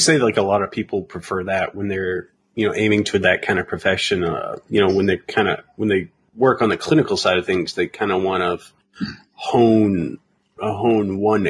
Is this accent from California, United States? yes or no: no; Boston, Massachusetts, United States; also born or lived in Georgia (between Atlanta and Gainesville); now in Georgia, United States; I'm not from here. I'm originally from Boston, Massachusetts.